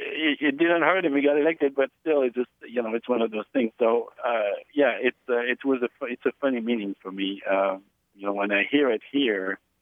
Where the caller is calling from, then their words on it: Eureka, California, United States; I am calling from Eureka, California. My local radio station is KHSU Arcata, Humboldt State University.